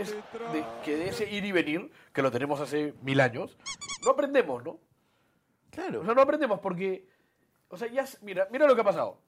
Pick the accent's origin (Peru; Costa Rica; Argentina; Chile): Peru; somos los peruanos